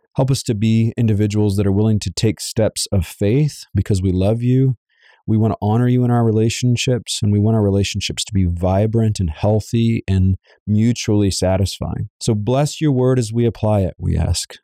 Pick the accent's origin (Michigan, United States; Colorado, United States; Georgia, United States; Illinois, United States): Georgia, United States; Savannah; I was raised in Savannah, Georgia